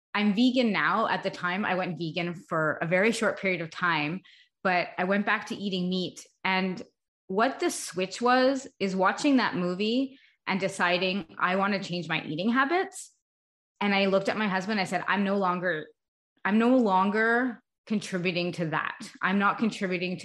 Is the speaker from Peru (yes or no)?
no; Canada; also born or lived in Montreal, Canada / Augusta, Georgia, United States; I live in Montreal, Canada, so I'm Canadian, but for about 4 years, we lived in the United States